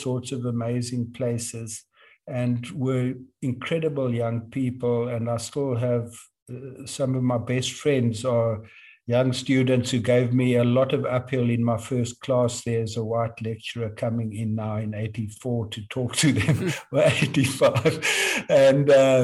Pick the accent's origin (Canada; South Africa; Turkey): South Africa; Eastern Cape; I came from the Eastern Cape and had learned to speak Xhosa in a modest way